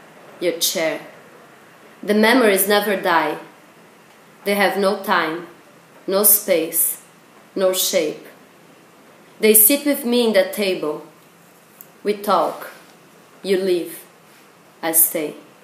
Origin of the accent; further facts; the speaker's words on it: São Paulo, Brazil; moved away; it's a sister city from my hometown, that it's São Paulo